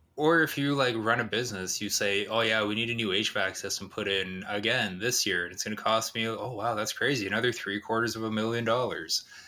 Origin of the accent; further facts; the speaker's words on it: Canada; I'm Canadian